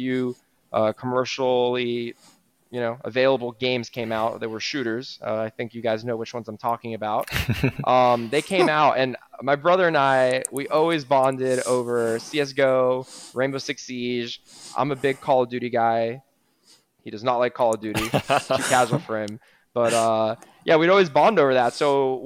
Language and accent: English; Miami Beach, Florida, United States; I'm born and raised in Miami Beach, Florida